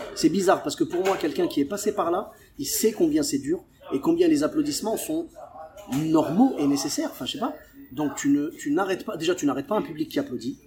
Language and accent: French; Clermont-Ferrand, Auvergne-Rhône-Alpes, France; moved away as an adult; also born or lived in Bordeaux; je suis de Clermont-Ferrand et j'ai commencé l'humour à Bordeaux